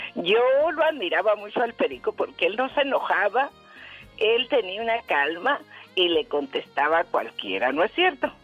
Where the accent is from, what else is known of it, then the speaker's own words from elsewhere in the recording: Sonora, Mexico; now in Tucson, United States; soy de Sonora yo